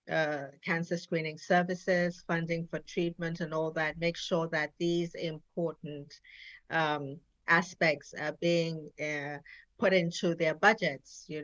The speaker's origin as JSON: {"language": "English", "town": "Jos", "region": "Plateau", "country": "Nigeria", "tie": "born or raised there", "also_born_or_lived": "England / France", "said": "Yes, I was born in Nigeria, the northern part of Nigeria, Jos. Um, my parents were diplomats. Um, I traveled a lot with them. I, I schooled in Nigeria uh, as well as England"}